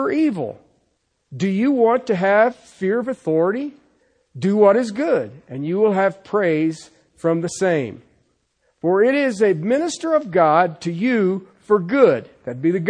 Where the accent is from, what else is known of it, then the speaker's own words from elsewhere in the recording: United States; I'm an American. I'm thankful to be an American